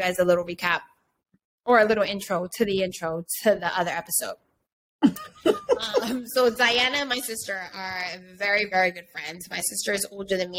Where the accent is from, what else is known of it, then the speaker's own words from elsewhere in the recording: Hartford, Connecticut, United States; also born or lived in New York; now in Los Angeles, United States; I'm from Hartford, Connecticut, but I lived in New York for 20 years. And now I currently live